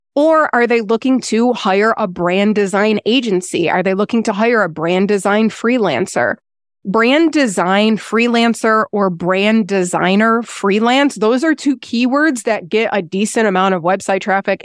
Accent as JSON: {"language": "English", "town": "Buffalo", "region": "New York", "country": "United States", "tie": "born or raised there", "also_born_or_lived": "North Carolina", "moved": "as an adult", "lives_now": "Lake Toxaway, United States", "said": "born and raised in Buffalo, New York"}